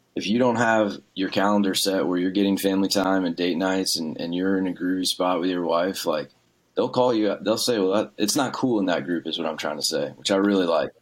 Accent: small town outside New Orleans, Louisiana, United States; I grew up in Louisiana, small town, like outside New Orleans

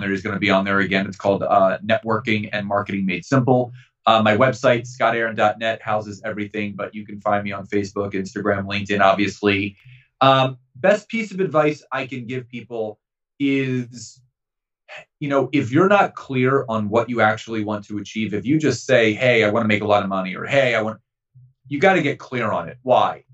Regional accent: Philadelphia, Pennsylvania, United States; Growing up in Philadelphia

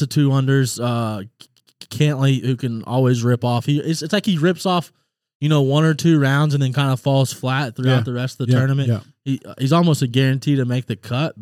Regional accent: Little Rock, Arkansas, United States; now in Cave Springs, United States; I'm originally from Little Rock, Arkansas, by way. Now, of Cave Springs

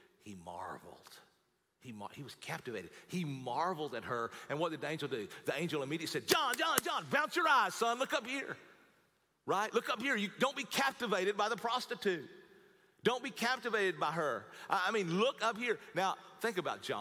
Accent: United States; I am an American, but above my American flag is my Christian flag

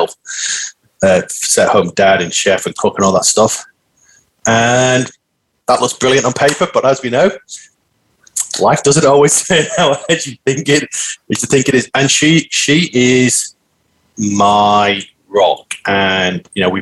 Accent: Manchester, North West England, United Kingdom; moved away as an adult; also born or lived in Australia; now in Melbourne, Australia; born and bred in Manchester in the UK, Northern England. That's why I've got a funny accent.

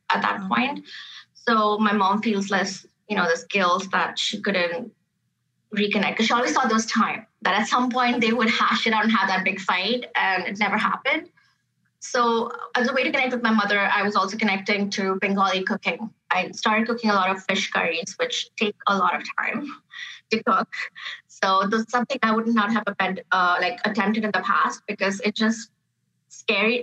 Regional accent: Dubai, United Arab Emirates; moved away as an adult; now in Canada; I grew up in Dubai. My formative years were in Dubai.

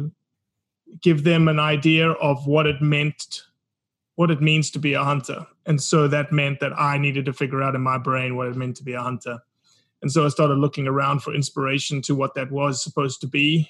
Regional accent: South Africa; accent: South African; moved away as an adult; also born or lived in Mississippi, United States; now in United States; Born and raised in South Africa to a family steeped in hunting heritage out of Mozambique

